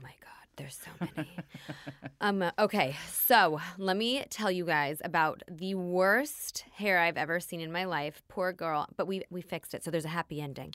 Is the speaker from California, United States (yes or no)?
yes; Los Angeles, California, United States; I was born in Tarzana, California